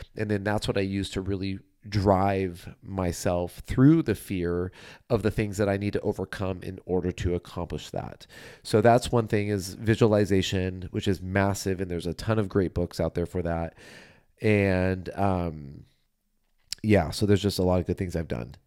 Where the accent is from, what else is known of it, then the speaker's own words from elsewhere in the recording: Southern California, United States; I'm from Southern California